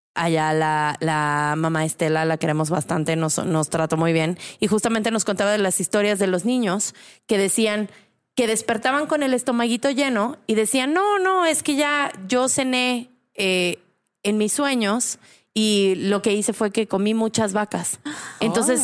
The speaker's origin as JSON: {"language": "Spanish", "region": "San Luis Potosí", "country": "Mexico", "tie": "born or raised there", "also_born_or_lived": "Puebla / Mexico City", "moved": "as an adult", "said": "Yo nací en San Luis Potosí y soy de una familia, pues claramente súper católica"}